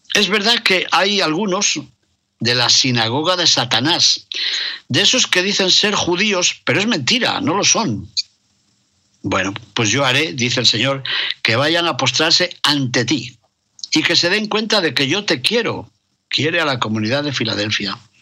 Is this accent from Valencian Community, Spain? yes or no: no; León, Castile and León, Spain; en el Panteón de los Reyes de León, en la Colegiata de San Isidoro, en mi ciudad natal